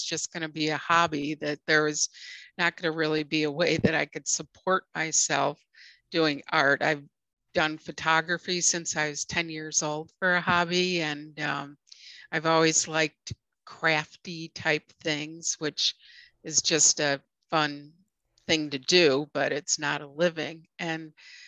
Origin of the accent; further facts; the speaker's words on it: Evanston, Illinois, United States; moved away as an adult; I grew up in Evanston